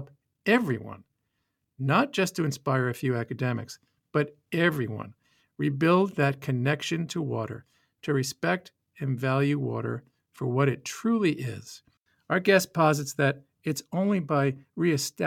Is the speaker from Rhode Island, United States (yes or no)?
yes; Rhode Island, United States; moved away; When I was growing up in Rhode Island, I loved visiting all the rivers, the ponds, the lakes, and especially the beach